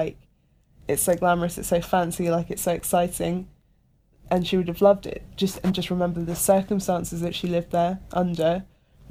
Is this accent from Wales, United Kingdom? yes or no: no; Hampshire, South East England, United Kingdom; also born or lived in Bath; I'm from Hampshire, like I'm from like less than an hour away